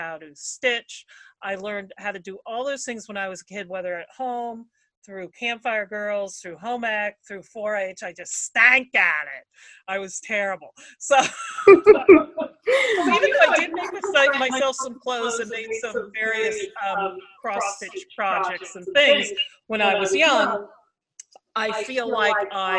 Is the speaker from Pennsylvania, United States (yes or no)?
yes; Robesonia, Pennsylvania, United States; Remember, I was from Robazonia and I don't think I ventured much into Montgomery County except maybe to Norristown, something like that.